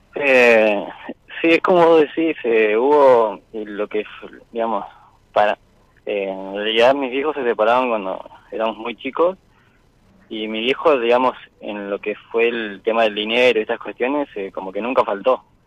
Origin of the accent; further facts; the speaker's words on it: Chubut, Argentina; yo soy de acá de Chubut, acá del sur.